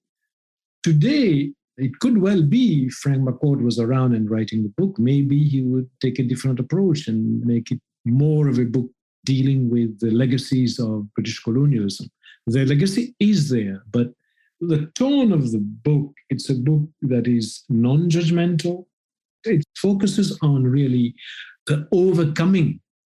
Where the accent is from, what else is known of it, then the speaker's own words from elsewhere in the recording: Mauritius; I grew up in a community of fishermen.